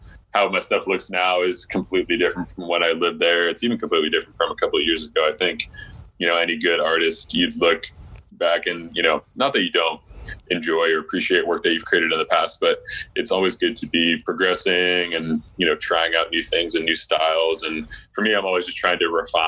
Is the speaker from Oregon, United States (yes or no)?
no; just outside of Seattle, Washington, United States; I grew up just outside of Seattle